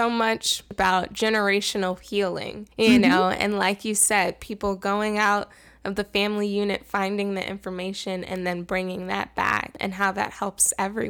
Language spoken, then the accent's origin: English; New York City, New York, United States; I'm originally from Queens, New York